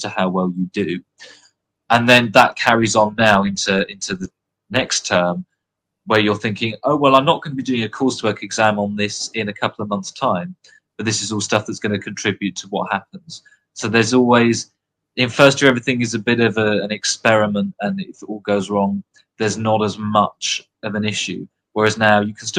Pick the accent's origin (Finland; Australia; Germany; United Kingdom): United Kingdom; moved away as an adult; now in Oxford, United Kingdom; I'm British